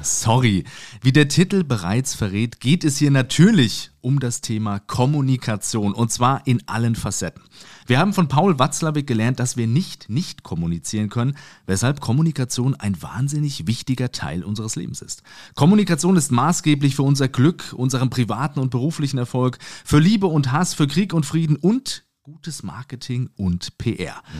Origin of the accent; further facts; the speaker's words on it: Suhl, Thuringia, Germany; moved away as an adult; now in Mainz, Germany; geboren in Suhl in Thüringen. Ich bin allerdings jetzt seit mehr als 15 Jahren schon in Mainz